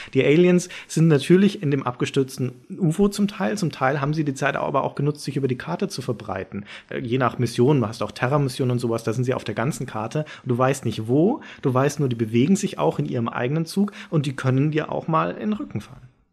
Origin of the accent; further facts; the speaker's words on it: Nuremberg, Bavaria, Germany; Nach Nürnberg, meine Heimatstadt, wo man aufgewachsen